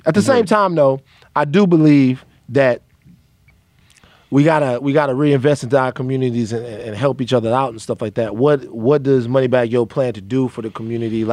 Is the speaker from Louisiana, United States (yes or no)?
yes; Louisiana, United States; I'm from Louisiana